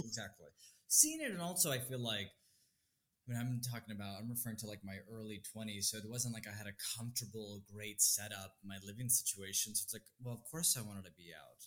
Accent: East Bay, California, United States; now in New York, United States; I was born in California, the Bay Area, East Bay Pride

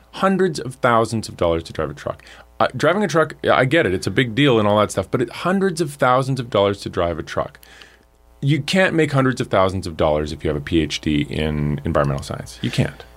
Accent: Alberta, Canada; I'm from Alberta

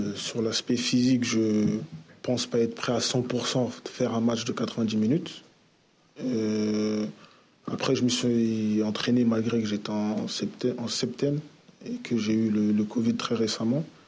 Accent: Paris, Île-de-France, France; moved away as an adult; now in Marseille, France; je suis de Paris

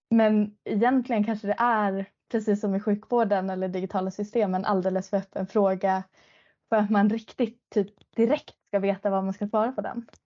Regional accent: Piteå, Norrbotten County, Sweden; now in Stockholm, Sweden; Det hela började egentligen med att jag flyttade från Pite ner till Stockholm för att plugga till läkare.

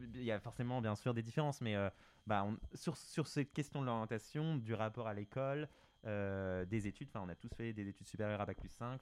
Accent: France; quand on est français

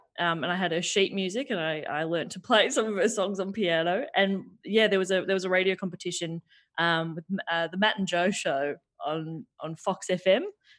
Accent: Melbourne, Victoria, Australia; I grew up out in Mount Waverley, so my local cinema was, I'd either go to Knox City or the Glen Shopping Centre.

